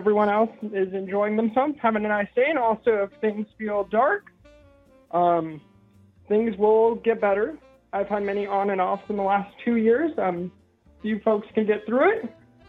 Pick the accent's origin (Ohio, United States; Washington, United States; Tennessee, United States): Washington, United States; where I grew up, because I'm from Washington State.